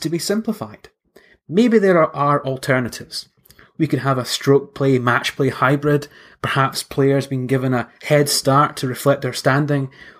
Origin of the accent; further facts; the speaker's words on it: St Andrews, Scotland, United Kingdom; my hometown of St Andrews